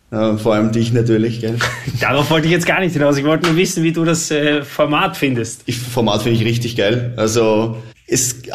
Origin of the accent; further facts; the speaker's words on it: Vienna, Austria; Ich komme aus Wien, ich, ich liebe die Stadt, ich, ich habe da meine Freunde, Familie